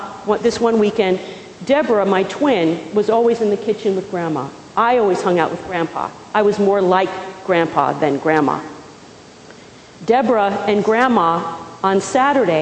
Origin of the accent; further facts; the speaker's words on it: Pequannock, New Jersey, United States; moved away; I was born and raised in a small town called Pequannock, New Jersey